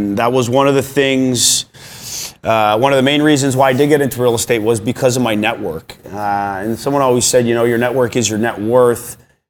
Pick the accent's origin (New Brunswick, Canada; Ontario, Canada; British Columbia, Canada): Ontario, Canada; Vaughan; I grew up in Vaughan, Ontario. Hockey was life.